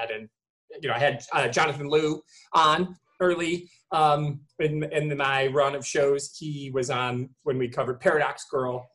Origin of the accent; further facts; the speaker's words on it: Michigan, United States; I'm from Michigan